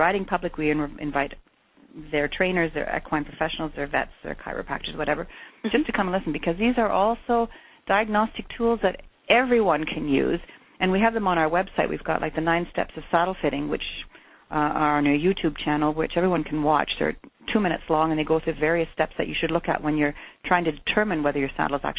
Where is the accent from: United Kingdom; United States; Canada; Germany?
Germany; moved away as an adult; we came over in 1986 from Germany